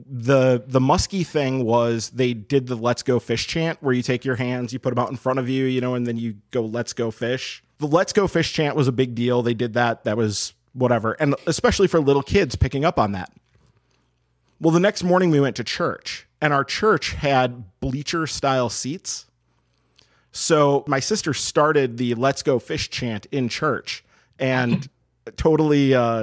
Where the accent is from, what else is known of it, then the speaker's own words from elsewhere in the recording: Madison, Wisconsin, United States; I grew up in the Madison area